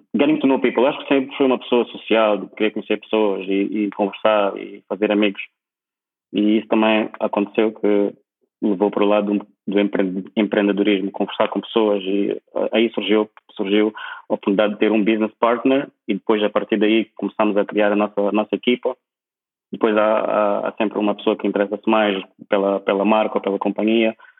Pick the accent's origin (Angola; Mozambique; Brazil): Mozambique; Maputo; moved away as an adult; also born or lived in Lisbon, Portugal; now in Prague, Czech Republic; Eu saí de Maputo em 2000, 2000, 2004. Nem 2007, saí de Maputo em 2004.